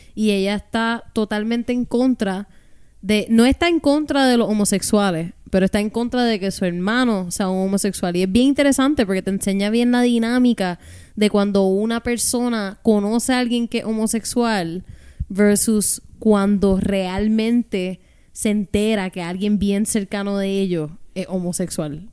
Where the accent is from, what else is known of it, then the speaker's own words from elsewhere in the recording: Puerto Rico; hemos tenido como puertorriqueños